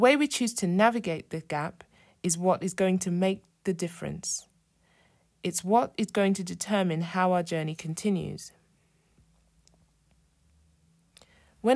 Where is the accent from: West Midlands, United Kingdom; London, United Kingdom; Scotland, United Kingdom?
London, United Kingdom; moved away as an adult; I was born and raised in London and lived there for 24 years before moving out of the city.